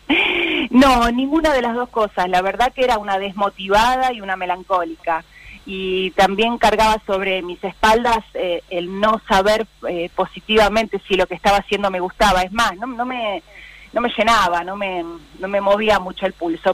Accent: San Martín, Buenos Aires Province, Argentina; Yo nací en San Martín y estábamos a 10 cuadras de la General Paz y Constituyentes

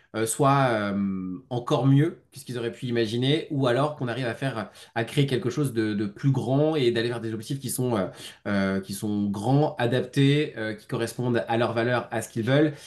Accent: Lyon, Auvergne-Rhône-Alpes, France; J'habite sur Lyon. Je suis un, je suis un Lyonnais qui vagabonde quand même pas mal de fois

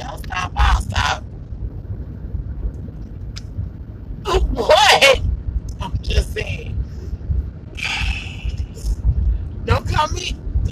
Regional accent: the South, United States; I'm from the South

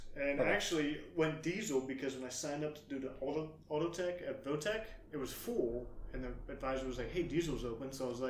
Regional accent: Poconos, Pennsylvania, United States; moved away as an adult; also born or lived in North Carolina / Tennessee / South Carolina / Arizona; Originally from Pennsylvania, Poconos. Did that most, up until I was 18, and then I was down in North Carolina when I was in the Marine Corps.

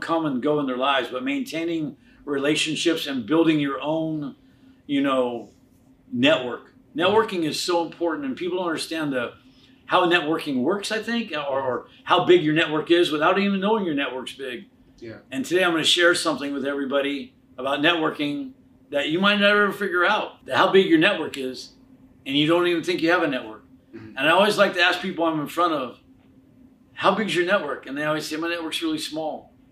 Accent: Anaheim, California, United States; I grew up in Anaheim

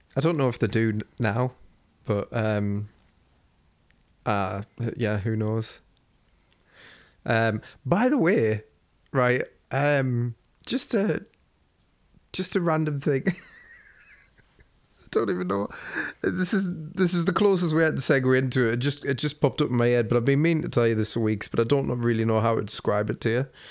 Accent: United Kingdom; me being British

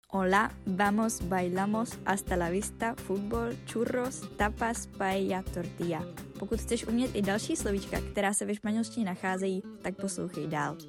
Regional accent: Czechia; first language Czech; my Češi, když mluvíme naším rodným jazykem

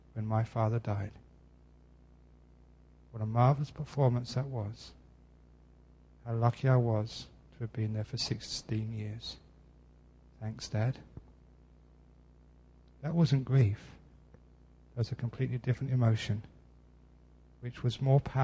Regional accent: London, United Kingdom; Growing up in West London, I had enormous opportunities to go and hear great

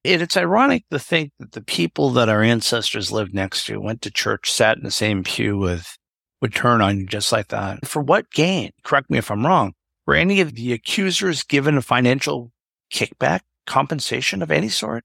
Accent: Stoughton, Massachusetts, United States; what was the south precinct of Dorchester became my hometown, Stoughton

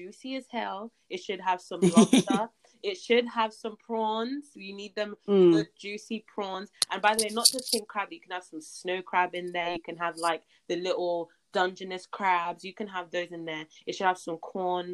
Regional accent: Nigeria; I'm Nigerian

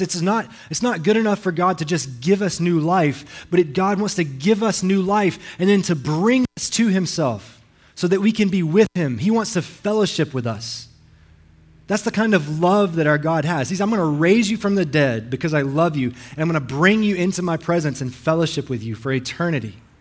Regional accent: Alabama, United States; now in Hawaii, United States; I'm not local. I'm from Alabama. I talk funny

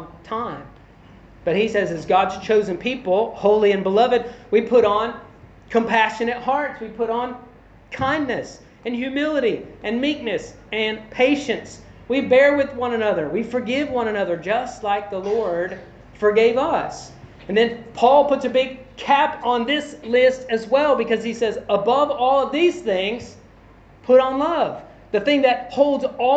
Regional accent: Kentucky, United States; I'm a white guy. I'm from Kentucky in the U.S.

